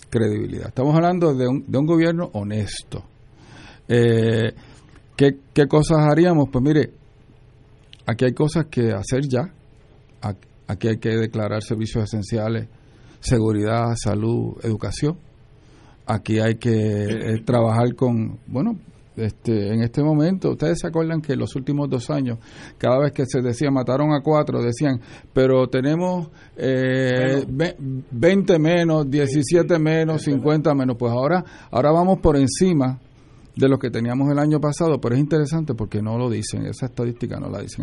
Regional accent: Puerto Rico; Nací en Puerto Rico

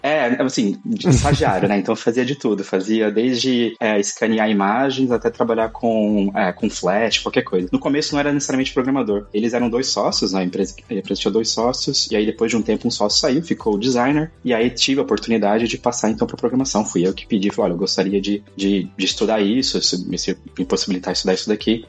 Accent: São José do Rio Preto, interior of São Paulo, Brazil; moved away as an adult; also born or lived in Caraguatatuba, Brazil / Germany; now in Málaga, Spain; Eu nasci no interior de São Paulo, São José do Rio Preto

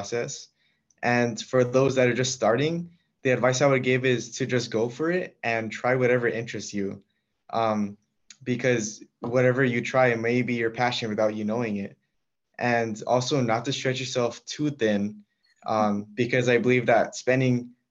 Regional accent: Los Angeles, California, United States; I am from Los Angeles, California, and I just graduated from Bishop Mora Salesian High School

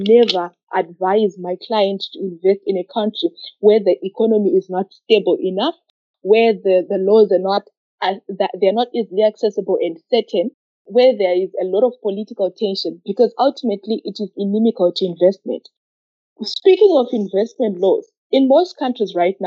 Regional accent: Zimbabwe; I come from Zimbabwe

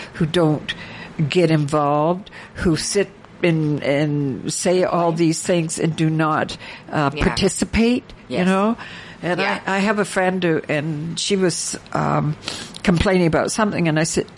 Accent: Canada; I'm a Canadian

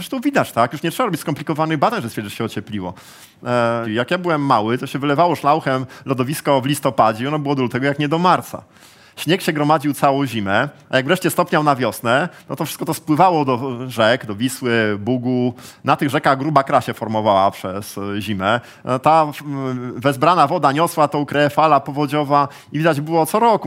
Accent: Gdańsk, Pomeranian Voivodeship, Poland; jestem z Gdańska

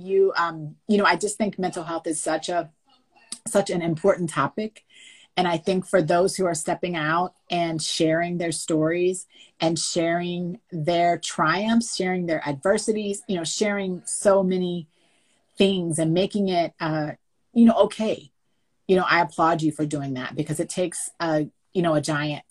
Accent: Winchester, Virginia, United States; moved away as an adult; now in Los Angeles, United States; I'm born and raised in Winchester, Virginia. I live most of my adult life kind of in California, in Los Angeles

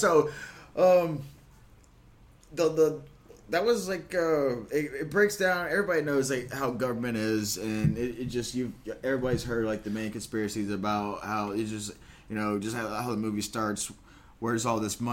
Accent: United States; my home country

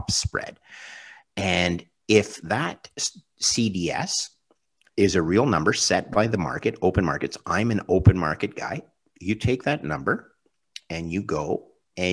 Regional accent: Canada; as a Canadian

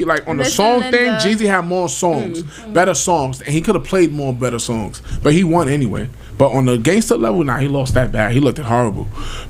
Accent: Georgia, United States; I'm from down south. I'm from Georgia.

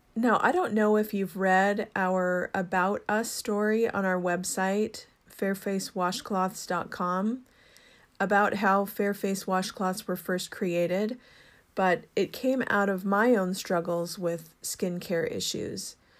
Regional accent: Seattle, Washington, United States; I grew up in Seattle, well, the Seattle area, and so it's home to me

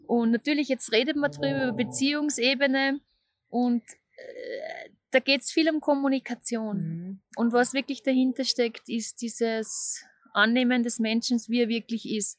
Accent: Austria; moved away as an adult; also born or lived in Vienna, Austria; now in Zurich, Switzerland; ich bin, man hört es, aus Österreich

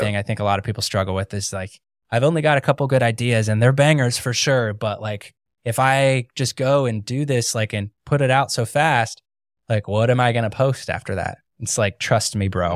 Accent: Ohio, United States; moved away as an adult; now in Florida, United States; I grew up in Ohio

